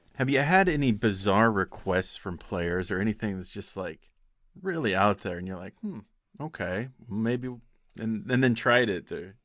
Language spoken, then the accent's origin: English; Pocatello, Idaho, United States; my hometown of Pocatello, Idaho